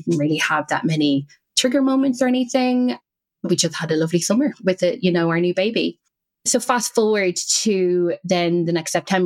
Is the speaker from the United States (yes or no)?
no; Ireland; accent: Irish; moved away; as you can probably hear, I'm Irish. And I would go back to Ireland every half term.